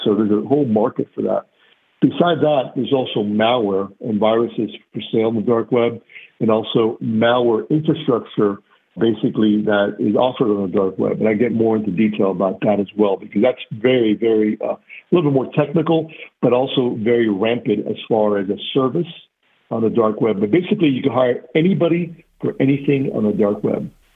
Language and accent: English; Miami, Florida, United States; Grew up in the Miami area from uh, Cuban parents, immigrants, first generation American